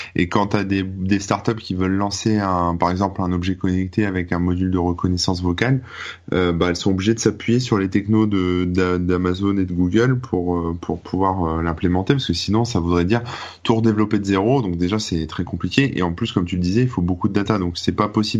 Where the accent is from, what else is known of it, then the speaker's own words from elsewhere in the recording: France; en tant que français